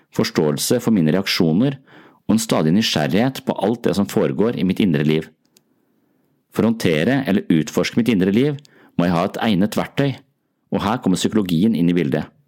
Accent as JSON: {"language": "Norwegian", "town": "Tønsberg", "region": "Vestfold", "country": "Norway", "tie": "born or raised there", "said": "Tønsberg er min hjemby"}